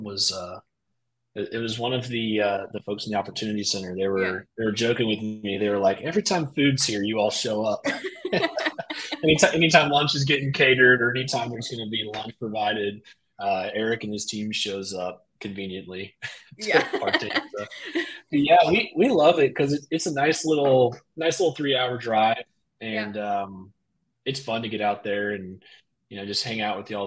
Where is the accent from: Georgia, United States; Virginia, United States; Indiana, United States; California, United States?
Virginia, United States; Poquoson; also born or lived in Kentucky; So I was born in Kentucky, but grew up here in Virginia, southeastern Virginia, in a little town called Pocosin